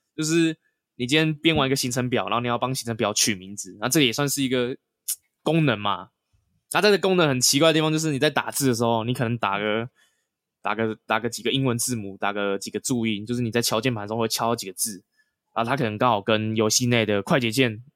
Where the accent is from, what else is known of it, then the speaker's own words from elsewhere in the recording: Taiwan; 我们是台湾人嘛